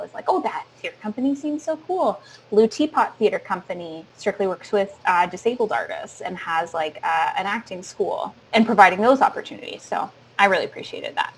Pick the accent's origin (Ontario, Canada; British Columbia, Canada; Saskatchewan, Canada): Ontario, Canada; Sarnia; now in Toronto, Canada; I grew up in Sarnia